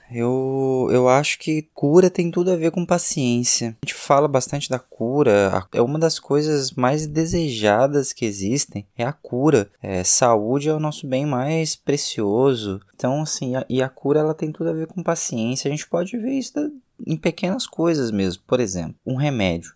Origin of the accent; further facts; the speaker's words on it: Minas Gerais, Brazil; Como mineiro que sou